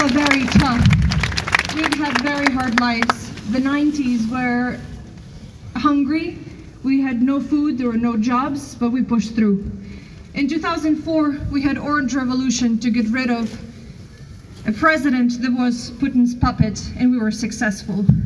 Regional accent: Rivne, Rivne Oblast, Ukraine; moved away as an adult; now in Oxford, United Kingdom; I'm from Western Ukraine, Rivne. I've lived in Oxford for six years.

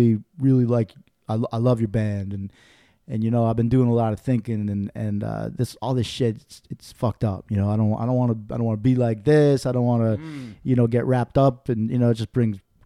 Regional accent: Saint Paul, Minnesota, United States; moved away; also born or lived in Madison, Wisconsin; I grew up in St. Paul

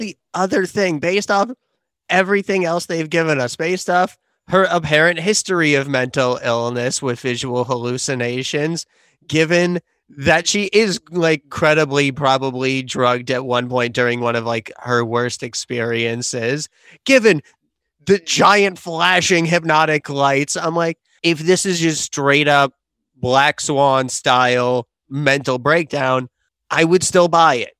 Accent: London, United Kingdom; moved away; lived and mostly went to school in South London

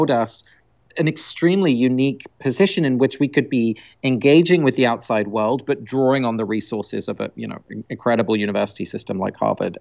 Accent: London, United Kingdom; first language Dutch; I grew up in England, so I was born in London, but both my parents are Dutch, so I had grew up speaking Dutch at home in England

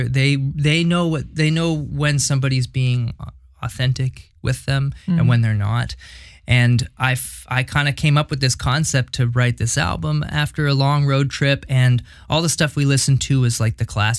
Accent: Hamilton, Ontario, Canada; also born or lived in West Coast / Montreal; now in Ottawa, Canada; I grew up in Hamilton

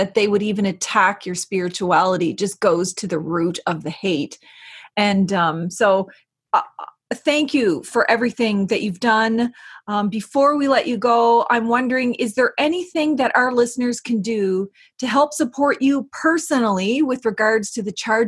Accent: Eel River Bar First Nation, New Brunswick, Canada; I'm from Ogbagandjig at Eel River Bar First Nation

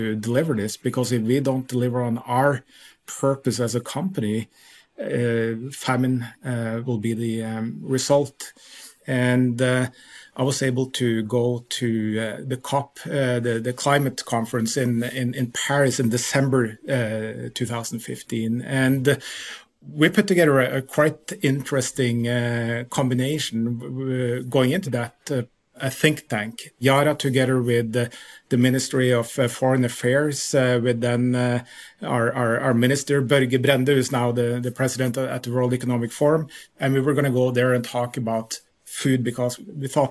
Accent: Lillehammer, Innlandet, Norway; moved away as an adult; also born or lived in Utah, United States; I grew up in Lillehammer, Norway, which is the Olympic city

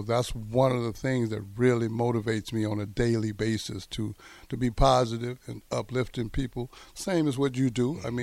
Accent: Greenville, United States; Oh, 25,000. But Greenville was a very unique place. It was a lot of racial tension.

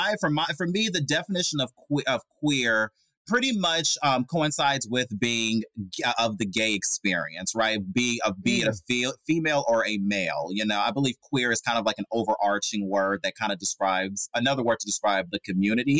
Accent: Oakland, California, United States; Bay Area, Oakland, California, born and raised.

